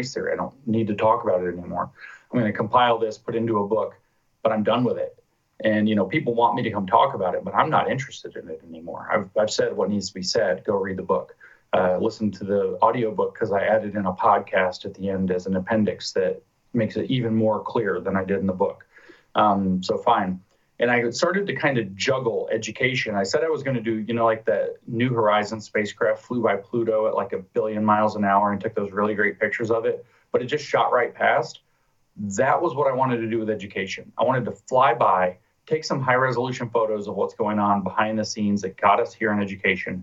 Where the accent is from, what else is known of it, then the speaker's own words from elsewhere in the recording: United States; Being American